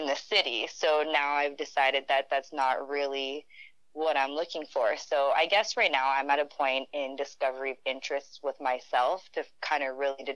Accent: Sudbury, Ontario, Canada; first language French; English is a second language; moved away as an adult; also born or lived in Wuhan, China / Azilda, Ontario; now in Calgary, Canada; I grew up in Sudbury, Ontario, so a little more north, but a little French kind of community, and so French is my first language

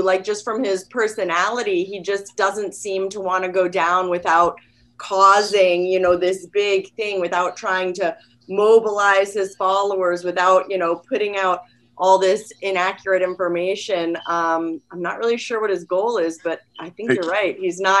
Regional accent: Cape Cod, Massachusetts, United States; also born or lived in North Carolina / Washington, D.C.; Well, I was born in North Carolina, but I only lived there till I was three. So I really grew up in the suburbs of Washington, D.C. and Cape Cod, Massachusetts.

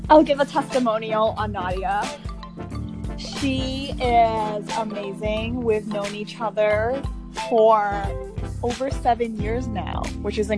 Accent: New Jersey, United States; moved away as an adult; also born or lived in North Carolina; now in Los Angeles, United States; So I'm originally from New Jersey. I currently live in Los Angeles, which is pretty crazy to say because it has been my dream to live in California um, for a long time.

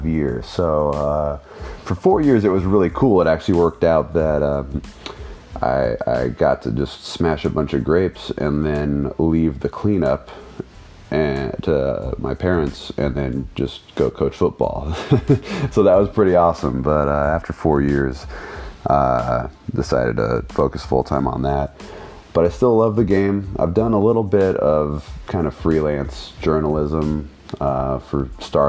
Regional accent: United States; also born or lived in Sacramento; us Americans

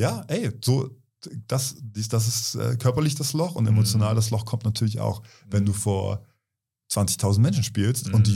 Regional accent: Kiel, Schleswig-Holstein, Germany; in Kiel, in meiner Heimatstadt

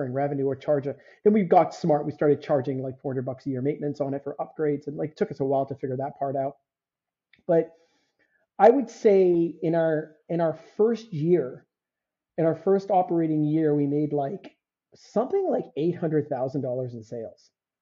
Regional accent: Canada; you're Canadian

